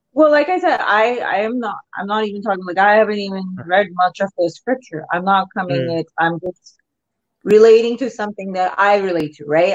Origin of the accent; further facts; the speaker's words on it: Pakistan; now in Canada; I used to watch a lot of Bollywood movies when I was growing up in Pakistan